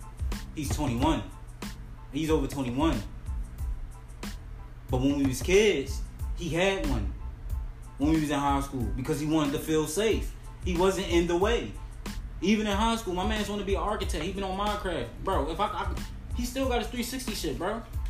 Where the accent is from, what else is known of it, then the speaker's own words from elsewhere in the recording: Baltimore, Maryland, United States; I come from Baltimore